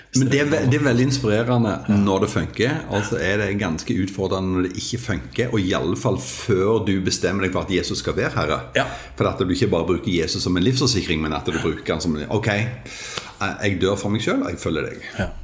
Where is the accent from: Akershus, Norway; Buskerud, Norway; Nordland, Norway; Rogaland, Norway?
Rogaland, Norway; Jæren; born or raised there